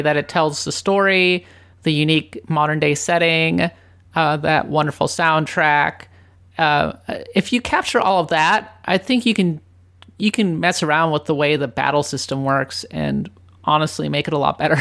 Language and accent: English; Minnesota, United States; moved away as an adult; also born or lived in Japan; having grown up in Minnesota